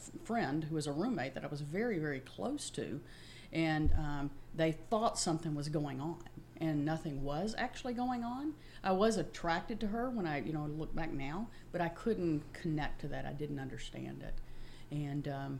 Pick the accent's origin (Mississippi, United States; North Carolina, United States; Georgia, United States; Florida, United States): Mississippi, United States; accent: Mississippi country and Texas drawl; moved away as an adult; also born or lived in Memphis, Tennessee; now in Houston, United States; I was born in Memphis, raised across the state line in Mississippi. I've been in Houston, Texas for 35 years